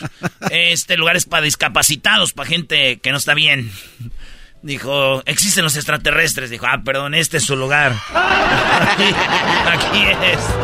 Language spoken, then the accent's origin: Spanish; Michoacán, Mexico; yo soy de Michoacán